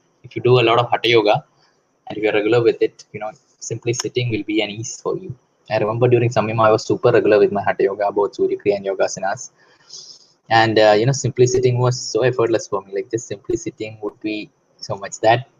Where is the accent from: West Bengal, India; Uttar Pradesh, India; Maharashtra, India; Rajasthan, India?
West Bengal, India; Kolkata; I'm from Calcutta.